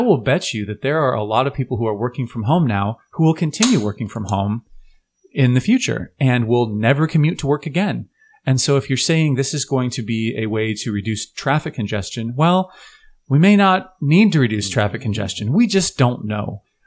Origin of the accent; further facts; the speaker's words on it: Portland, Oregon, United States; we're from Portland